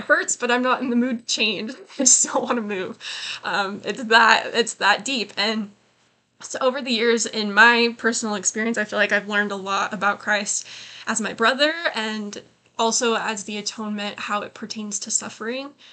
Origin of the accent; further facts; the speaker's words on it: Utah, United States; I was born in Utah County